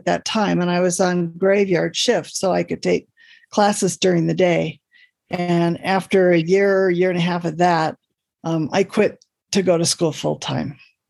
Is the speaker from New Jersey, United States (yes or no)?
no; Oakland, California, United States; Oakland, California. And despite everything, I am still a Raider fan.